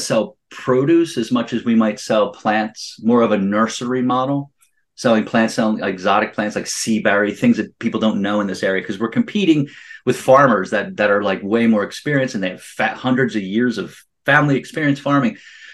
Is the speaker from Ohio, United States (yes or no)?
no; Pennsylvania, United States; where we were in Pennsylvania